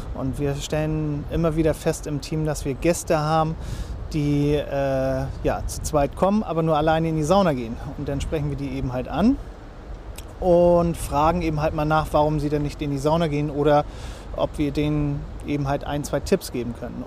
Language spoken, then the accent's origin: German; Lübeck, Schleswig-Holstein, Germany; moved away as an adult; now in Fehmarn, Germany; Ich bin gebürtiger Lübecker